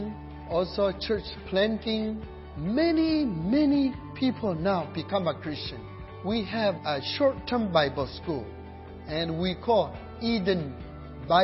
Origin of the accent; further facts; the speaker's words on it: Myanmar; English is a second language; moved away; I'm come from Burma, but my tribe is unknown people